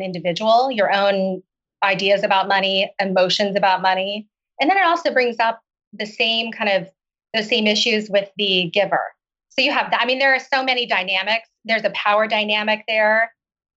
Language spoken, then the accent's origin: English; Oklahoma, United States; moved away as an adult; also born or lived in China / Seattle; I grew up in Oklahoma